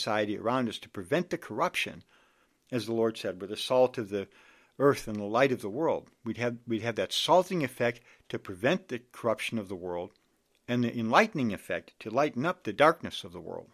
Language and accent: English; Chicago, Illinois, United States; also born or lived in Washington, D.C.; I'm from the Chicago area.